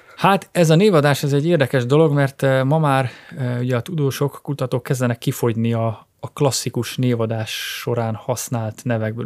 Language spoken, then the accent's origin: Hungarian; Ajka, Veszprém County, Hungary; a szülővárosomtól, Ajkától pár kilométer